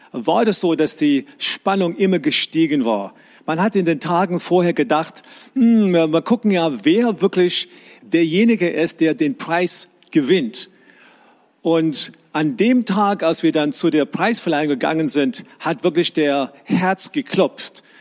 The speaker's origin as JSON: {"language": "German", "country": "South Africa", "tie": "born or raised there", "said": "Ich bin in die Schule gegangen in Südafrika, wo ich herkomme."}